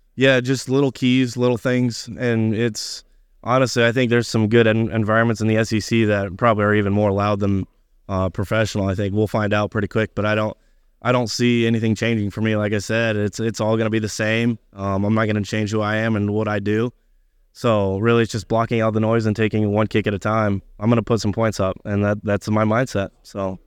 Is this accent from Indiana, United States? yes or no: yes; Indiana, United States; moved away as an adult; I'm from Indiana, but I do have family in Kansas City